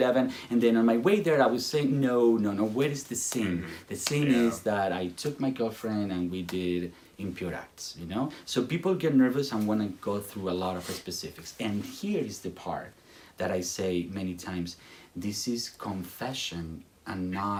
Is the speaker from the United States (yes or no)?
no; Spain; English is a second language; moved away; I come from Spain